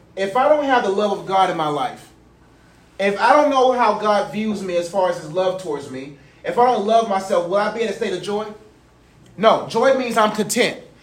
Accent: Nigeria; I'm proud that I'm Nigerian

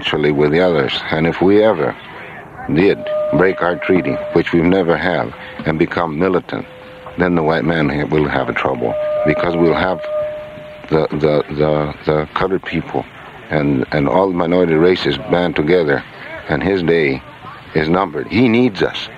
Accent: the West, United States; I'm from the West

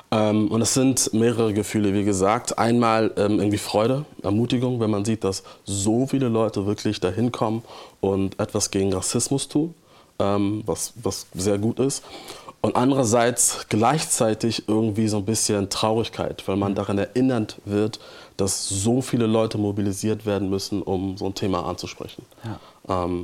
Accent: Hamburg, Germany; Ähm, ja, ich bin aus Hamburg und ich liebe diese Stadt auch. Ähm, und es ist auch meine Heimat

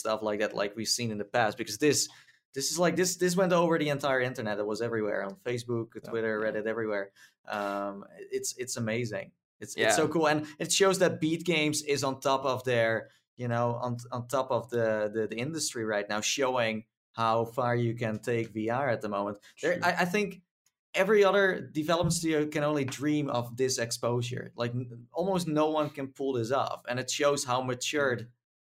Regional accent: Netherlands; I'm from the Holland land

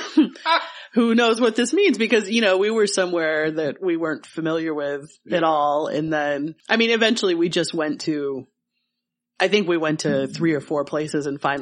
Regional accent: Michigan, United States; moved away; when I'm from Michigan, I would say hollow

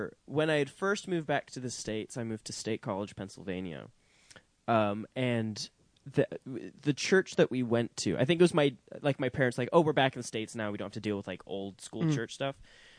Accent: Scotland, United Kingdom; moved away; also born or lived in England; I grew up in Scotland.

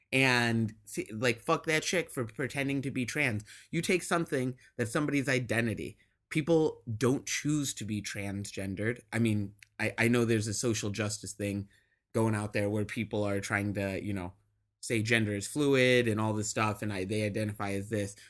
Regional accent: Midwest, United States; I grew up in the Midwest

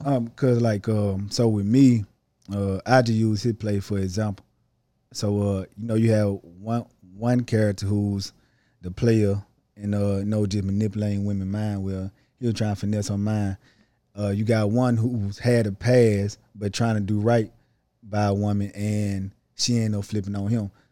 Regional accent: Holly Springs, Mississippi, United States; I'm from Holly Springs, Mississippi.

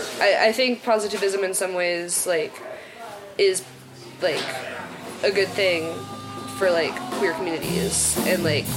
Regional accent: Dallas, Texas, United States; moved away as an adult; now in Boston, United States; I'm from Dallas

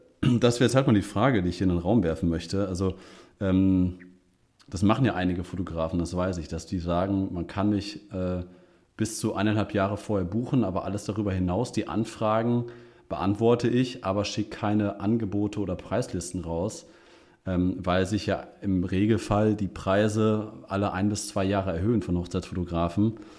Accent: Münster, North Rhine-Westphalia, Germany; ich als Münsteraner

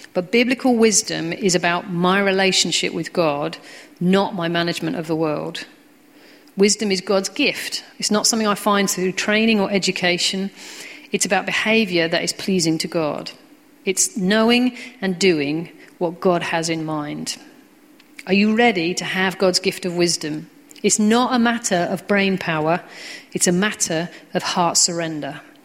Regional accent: United Kingdom; we're British

